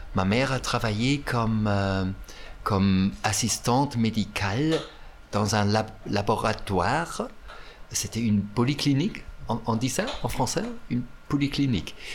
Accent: East Germany, Germany; French is a second language; also born or lived in Potsdam; c'était en Allemagne de l'Est, oui. Mon enfance, moi je dirais que c'était une, enfance, heureuse

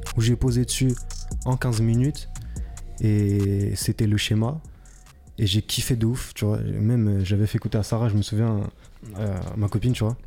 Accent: France; also born or lived in Paris region; je suis français

